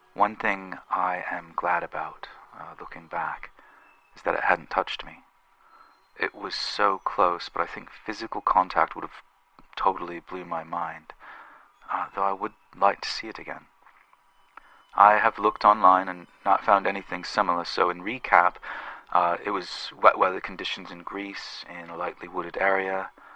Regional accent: England, United Kingdom; I'm from England

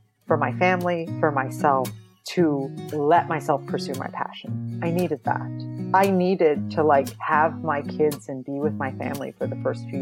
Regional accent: northwest Iowa, United States; also born or lived in Minnesota; I grew up in a very rural area. So I'm like from Midwest, like Iowa and Minnesota. I always say like my family fulfilled like the diversity quota for the north, at least the northwest quadrant of Iowa

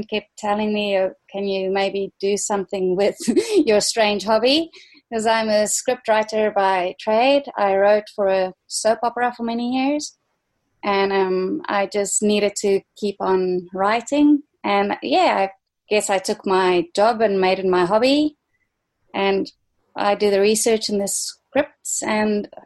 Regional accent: South Africa; moved away as an adult; now in Australia; I'm from South Africa originally

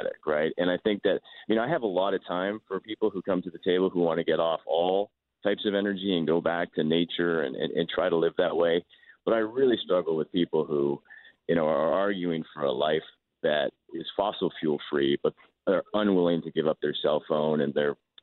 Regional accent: Calgary, Alberta, Canada; I'm from Calgary

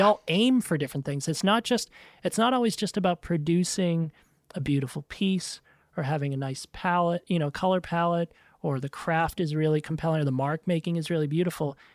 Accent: New England, United States; I grew up in New England and, you know, big Irish Italian family on the East Coast

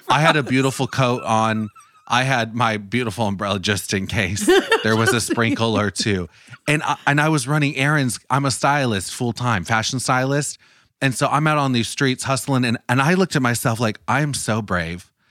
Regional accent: United States; I'm from the United States

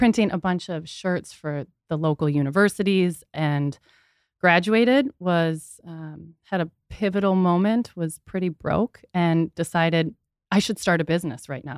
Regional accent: Minneapolis, Minnesota, United States; I grew up in Minneapolis.

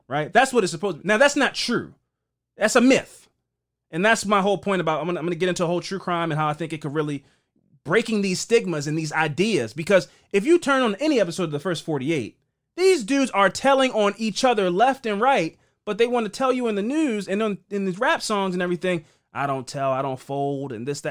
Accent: Baltimore, Maryland, United States; growing up in Baltimore

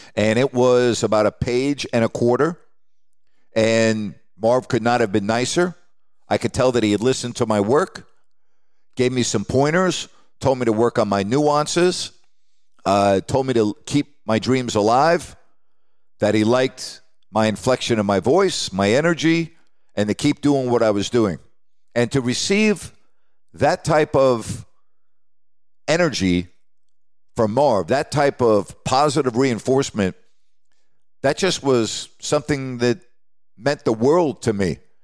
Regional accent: New York, United States; growing up in New York

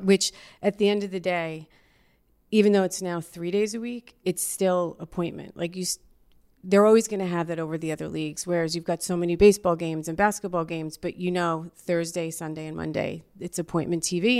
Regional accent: Yonkers, New York, United States; I'm from Yonkers, New York, the Y O, Y O for life

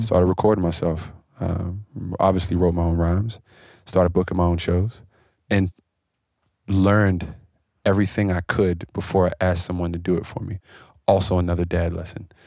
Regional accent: Washington, District of Columbia, United States; I come from Washington, D C, where we don't have the music scenes

